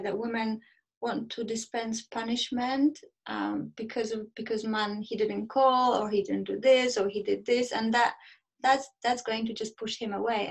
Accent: Poland; now in United Kingdom; I'm in UK, but I am from Poland.

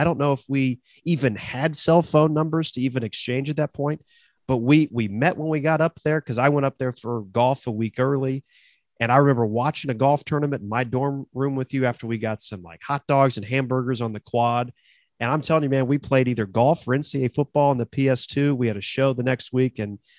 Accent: Columbus, Ohio, United States; I said, well, I'm also Matt. I'm also from Columbus, and I'm also a sport comm major.

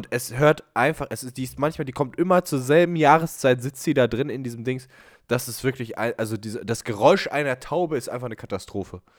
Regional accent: Bavaria, Germany; Ich bin Bayer. Wir haben keine Gesundheit. Wir haben nur Bier.

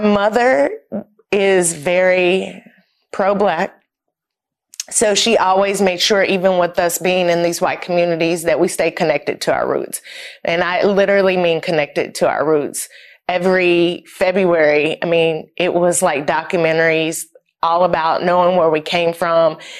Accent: Knoxville, Tennessee, United States; moved away as an adult; I'm originally from Knoxville, Tennessee. I lived there all my life up until I went to college, born and raised in East Tennessee

